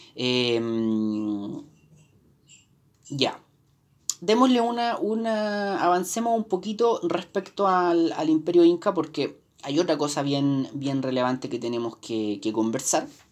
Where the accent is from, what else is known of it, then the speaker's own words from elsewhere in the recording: Chile; Nosotros como, como latinoamericanos, como chilenos